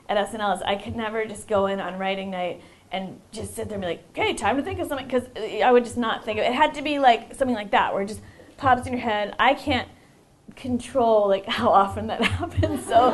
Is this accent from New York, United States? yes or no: yes; New York, United States; And I said, I'm from New York, and then they were like, oh, were you there for 9/11?